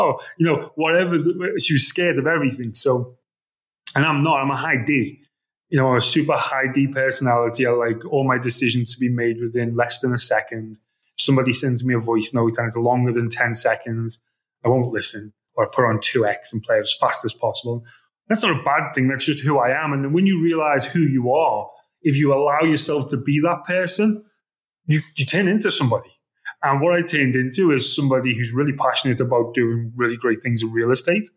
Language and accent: English; Liverpool, North West England, United Kingdom; moved away as an adult; also born or lived in Vietnam; now in Dubai, United Arab Emirates; I'm from Liverpool, right? So it's a working class area